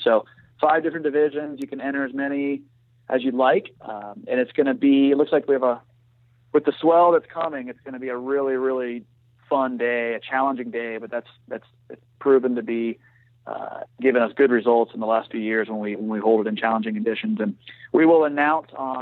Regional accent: Stuart, Florida, United States; I'm from Stewart originally, so grew up surfing down there and the power plant and the rocks.

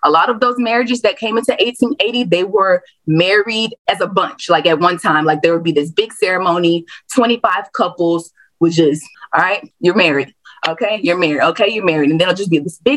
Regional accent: the South, United States; I am born and raised in the South, and a lot of the history I study is particularly to the South.

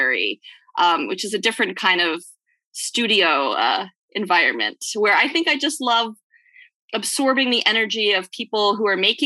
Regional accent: United States; also born or lived in Brooklyn, New York / outside Philadelphia, Pennsylvania; I grew up in Brooklyn and outside of Philadelphia

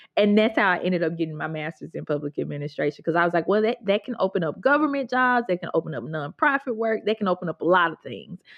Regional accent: Grenada, Mississippi, United States; I grew up in Grenada, which is technically not the Delta

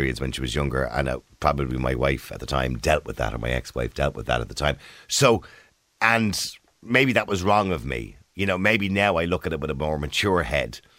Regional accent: Ireland; we're Irish

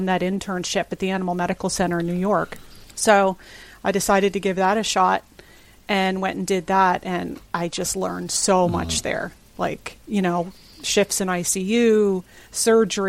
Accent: Canada; moved away as an adult; also born or lived in Prince Edward Island; now in New Jersey, United States; even though I was born in Canada, my father's American

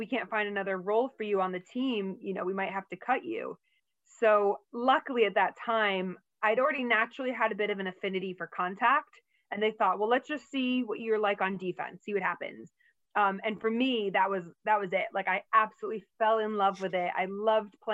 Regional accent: United States; moved away as an adult; now in Manchester, United Kingdom; as an American

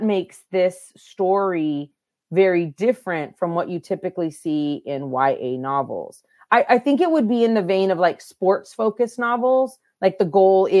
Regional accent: El Centro, California, United States; first language Spanish; we grew up on the border. Like I was born in El Centro, California, which is right on the U.S.-Mexico border

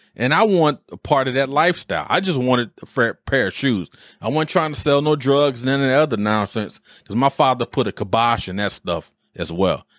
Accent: Detroit, Michigan, United States; moved away as an adult; as a youth growing up in Detroit, I was born in seventy-four

